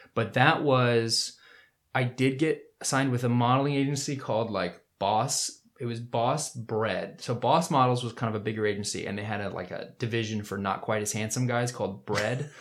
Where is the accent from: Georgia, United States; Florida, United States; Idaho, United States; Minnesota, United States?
Florida, United States; Winter Park; also born or lived in New Orleans, Louisiana; I was born in New Orleans, and I moved to Florida when I was like two, I think, two years old. Moved to Winter Park, Florida